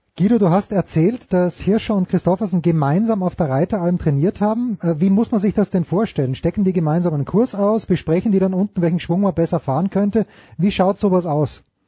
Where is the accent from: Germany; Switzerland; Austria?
Austria; als Österreicher